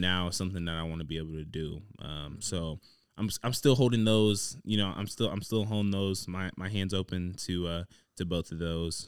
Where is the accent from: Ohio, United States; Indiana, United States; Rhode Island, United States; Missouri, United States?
Ohio, United States; Dayton; I'm from Dayton, Ohio.